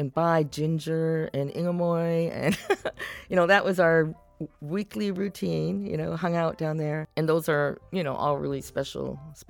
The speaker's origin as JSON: {"language": "English", "town": "Seattle", "region": "Washington", "country": "United States", "tie": "born or raised there", "said": "growing up on Queen Anne Hill"}